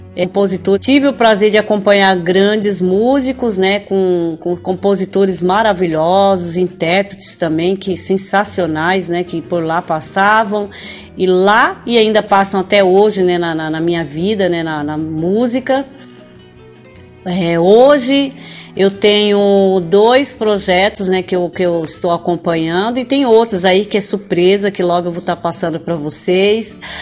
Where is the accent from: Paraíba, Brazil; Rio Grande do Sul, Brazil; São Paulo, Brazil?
São Paulo, Brazil; Estou falando do Brasil, estado de São Paulo, cidade onde eu nasci.